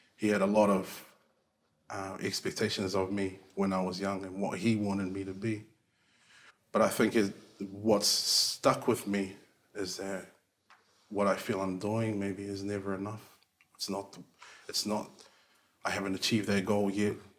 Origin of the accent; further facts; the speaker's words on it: Auckland, New Zealand; I am uh, Niuean, Cook Island, um, born and raised in South Auckland.